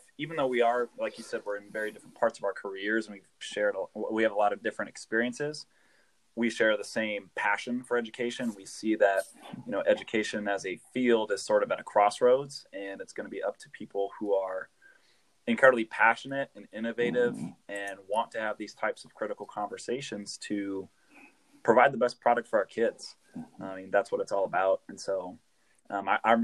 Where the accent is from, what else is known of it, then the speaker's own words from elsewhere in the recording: Des Moines, Iowa, United States; I'm from the Des Moines area